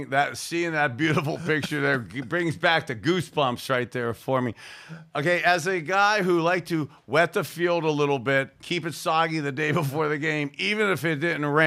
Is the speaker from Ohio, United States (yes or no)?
yes; Youngstown, Ohio, United States; As a little boy growing up in Youngstown, to have been able to go to Cleveland Municipal Stadium as a junior high school guy